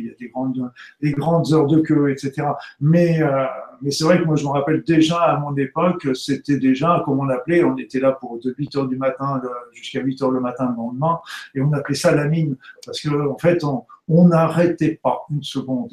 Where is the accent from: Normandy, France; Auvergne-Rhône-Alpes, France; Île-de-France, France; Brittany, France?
Normandy, France; je suis né en Normandie il y a pas longtemps maintenant